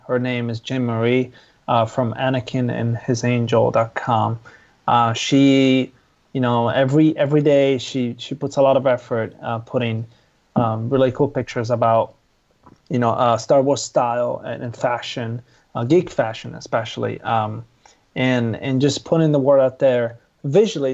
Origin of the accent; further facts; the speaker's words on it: Italy; moved away; I'm originally from Italy.